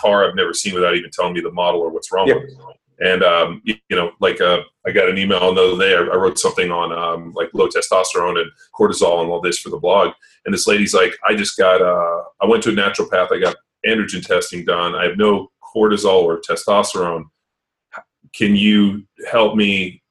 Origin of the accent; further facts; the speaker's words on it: Torrance, California, United States; also born or lived in Palos Verdes; I grew up in Torrance, so uh, Palos Verdes, Torrance